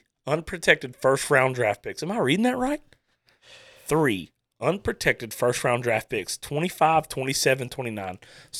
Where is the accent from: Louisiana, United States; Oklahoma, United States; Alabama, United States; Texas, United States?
Louisiana, United States; Starks; I'm from Starks.